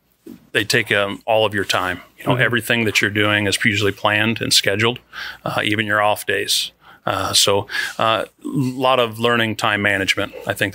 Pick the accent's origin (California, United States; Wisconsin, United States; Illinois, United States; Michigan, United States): Illinois, United States; Jerseyville; I grew up in going to Jerseyville. So I grew up in Jersey County